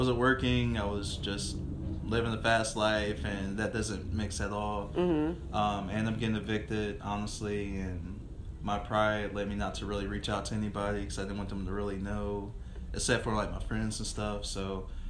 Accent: Virginia, United States; moved away as an adult; also born or lived in Oklahoma; now in Wichita, United States; I'm from, I was born in Oklahoma and then raised in Virginia.

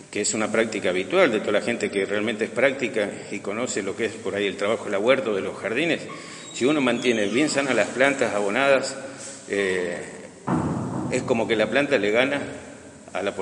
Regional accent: Buenos Aires, Argentina; moved away as an adult; Yo vine en el año 2001 y realmente voy a terminar mis días acá. La evolución que hubo de donde yo vine era de Buenos Aires.

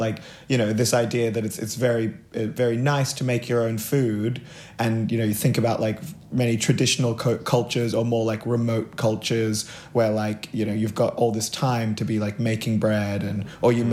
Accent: Gold Coast, Queensland, Australia; now in Sydney, Australia; I grew up on the Gold Coast

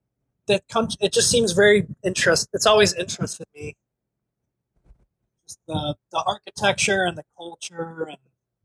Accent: Chicago area, Illinois, United States; born or raised there

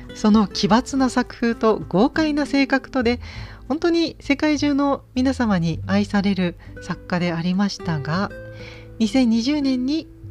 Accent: Gifu, Japan; 私の地元の美術館岐阜県美術館

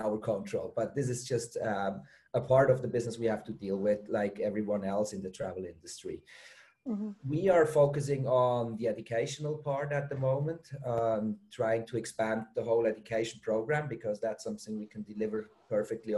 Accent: Switzerland; moved away as an adult; also born or lived in Germany; now in Bali, Indonesia; I'm from Switzerland originally

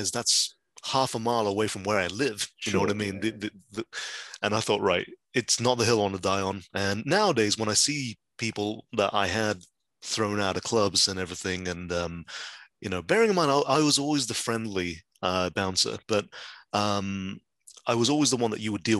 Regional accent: West Midlands, United Kingdom; I grew up in the West Midlands.

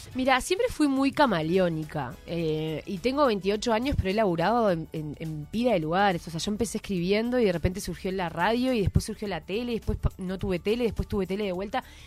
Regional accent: Montevideo, Uruguay; also born or lived in Ciudad Vieja, Montevideo; viví toda mi vida en Malvin, o sea, nada que ver, toda la vida en un... Me crié en una cooperativa de viviendas

